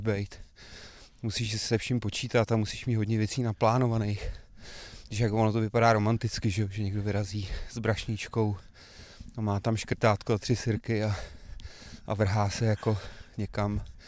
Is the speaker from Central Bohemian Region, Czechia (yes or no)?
yes; Kladno, Central Bohemian Region, Czechia; also born or lived in Prague / Slabce; jsem narozený v Praze, ale od dvou let jsem vyrůstal na Kladně